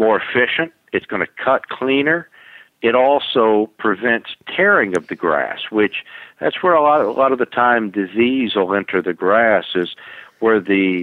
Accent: Florida, United States; also born or lived in Allentown, Pennsylvania; now in Raleigh, United States; I'm from Florida. I grew up down in Florida

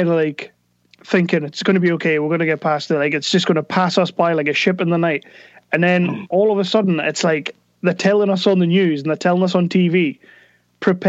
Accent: United Kingdom; we're British

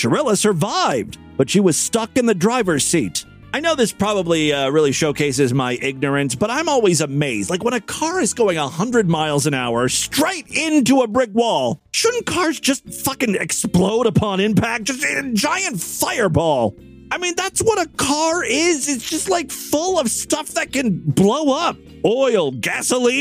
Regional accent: Ohio, United States; the Florida of the North, my home state, Ohio

